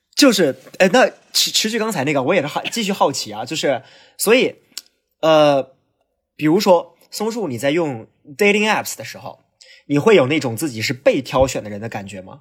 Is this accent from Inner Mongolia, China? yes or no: yes; Hulunbuir, Inner Mongolia, China; moved away; also born or lived in Beijing; 因为呼伦贝尔是我老家